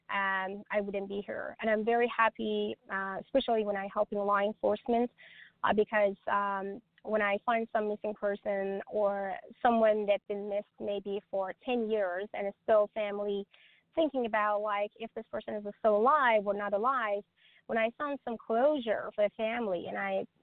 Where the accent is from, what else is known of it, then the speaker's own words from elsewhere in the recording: Stockholm, Stockholm County, Sweden; English is a second language; also born or lived in the country that my mom and dad came from; now in United States; I came to US eight years ago, so I raised and myself back in Stockholm, Sweden. I'm from Europe, so I raised myself